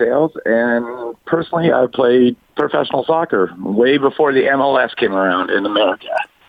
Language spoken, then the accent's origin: English; Upland, California, United States; I grew up in Upland.